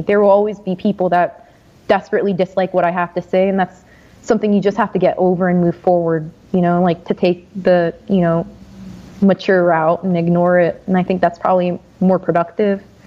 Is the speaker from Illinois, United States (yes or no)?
no; New Jersey, United States; I'm from New Jersey